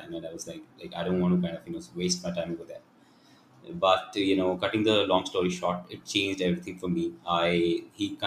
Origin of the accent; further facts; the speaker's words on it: Delhi, India; moved back to Delhi, you know, where I'm originally from